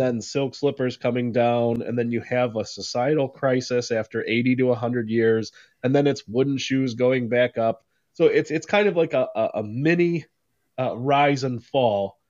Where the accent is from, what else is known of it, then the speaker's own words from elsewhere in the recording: United States; as an American